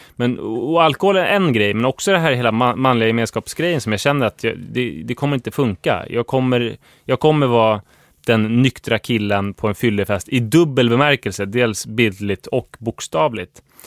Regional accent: Huddinge, Stockholm County, Sweden; jag växte upp i Huddinge

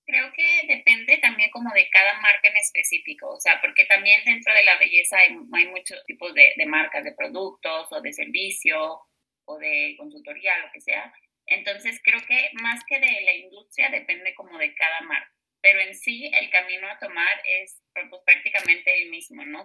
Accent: Mazatlán, Sinaloa, Mexico; also born or lived in Guadalajara; yo estoy en, en, Mazatlán. Las dos estudiamos en Guadalajara, pero pues, yo me regresé a mi casa porque de acá soy

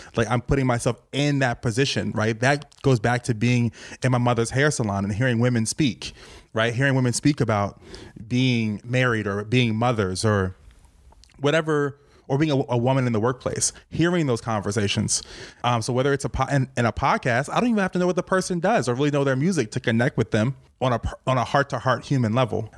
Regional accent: Richmond, Virginia, United States; moved away as an adult; now in New York City, United States; I was raised in Virginia.

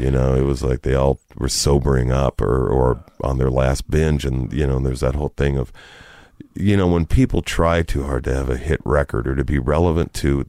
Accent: Downey, California, United States; we're from Downey.

